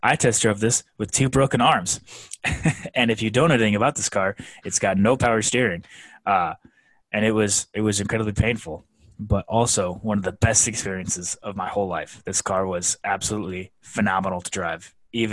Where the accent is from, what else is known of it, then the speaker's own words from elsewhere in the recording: Florida, United States; So I grew up in Florida, but I didn't grow up on a boat